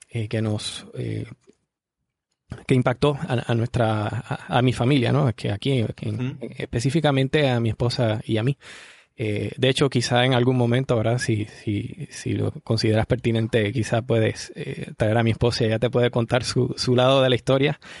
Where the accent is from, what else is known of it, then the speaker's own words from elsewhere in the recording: Arecibo, Puerto Rico; soy de Puerto Rico, eh, específicamente de la ciudad de Arecibo, aquí en Puerto Rico. Y bueno, aquí he vivido casi toda, toda mi vida